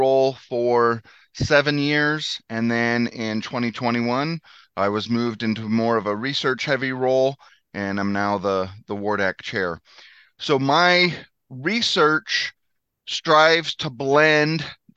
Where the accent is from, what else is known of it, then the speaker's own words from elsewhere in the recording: Northwest New Mexico, United States; moved away as an adult; now in Missouri, United States; I grew up in Northwest New Mexico